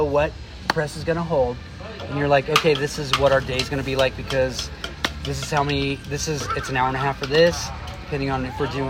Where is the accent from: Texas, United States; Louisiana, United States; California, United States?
California, United States; Oxnard; Because I was from Oxnard.